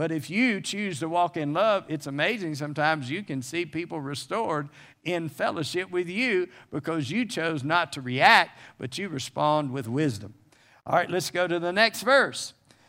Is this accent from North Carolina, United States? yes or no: yes; North Carolina, United States; So, you know, I grew up where in the South where we lived in North Carolina, we grew up canning stuff, you know, canning vegetables and so forth.